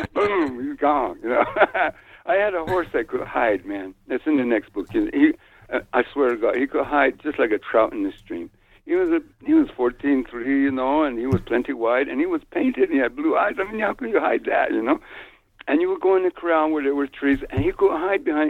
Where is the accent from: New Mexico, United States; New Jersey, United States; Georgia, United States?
New Mexico, United States; born or raised there